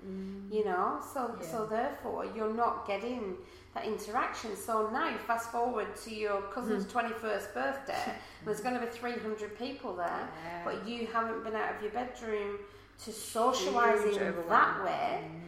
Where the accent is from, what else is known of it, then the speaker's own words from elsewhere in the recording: England, United Kingdom; now in Australia; if you haven't noticed from the accent, I'm not from around here. So therefore, you know, I'm not from Australia. Most of my family are back in England.